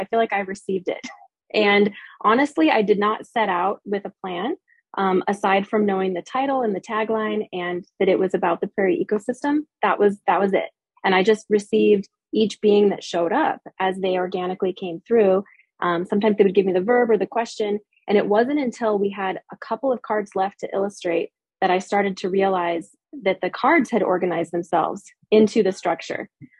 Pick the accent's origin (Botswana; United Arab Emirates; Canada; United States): United States; Midwest; also born or lived in Utah; I was born in Utah. My parents were many generations of Mormons. They left the church when I was 8. And so we had this huge schism in our family. We moved far away to Wisconsin. So I grew up all over the Midwest.